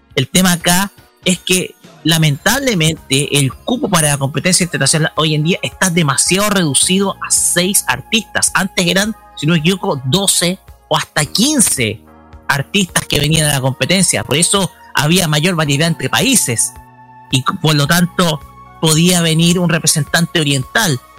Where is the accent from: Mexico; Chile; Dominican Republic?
Chile; somos parte de Chile